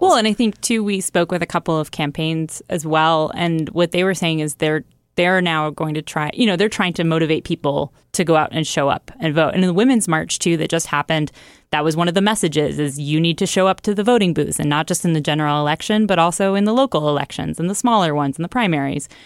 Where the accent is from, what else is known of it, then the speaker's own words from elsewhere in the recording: Oregon, United States; moved away; I grew up in Oregon for a while